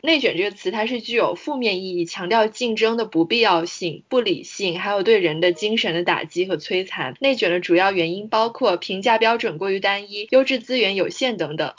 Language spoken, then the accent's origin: Chinese; Guangzhou, Guangdong, China; 我爸妈也都是大学老师，而且我们家就是做学术的人其实还挺多的。我从小生活在这样一个圈子里面，我在广州出生长大